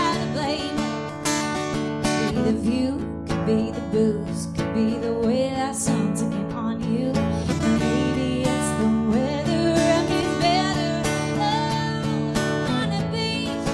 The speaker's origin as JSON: {"language": "English", "town": "Dunedin", "region": "Florida", "country": "United States", "tie": "born or raised there", "also_born_or_lived": "Nashville, Tennessee", "said": "I grew up in Dunedin, Florida, outside of Tampa."}